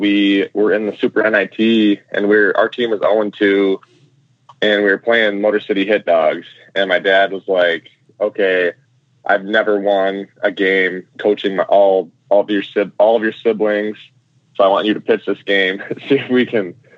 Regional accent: Michigan, United States; I'm from Michigan, but my parents are from Wisconsin

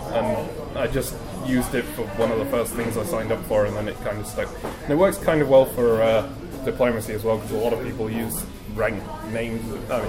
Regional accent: Manchester, North West England, United Kingdom; accent: southern; now in Glasgow, United Kingdom; I'm actually from Manchester, which you can't really tell from my accent either, but hey, it's just my parents deciding that southern accent sounds better and trying to train me to.

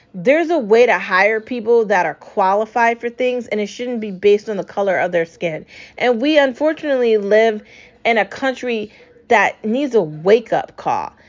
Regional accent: United States; I'm an American citizen. I was born in this country. I was raised in this country. I grew up in this country

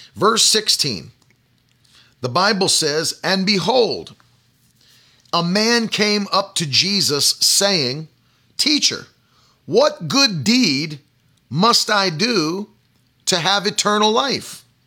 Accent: West Virginia, United States; In the public school that I attended, the high school in West Virginia

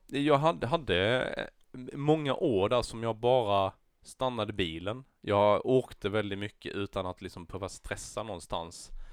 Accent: Näsö, Blekinge, Sweden; i Näsö, min hemby

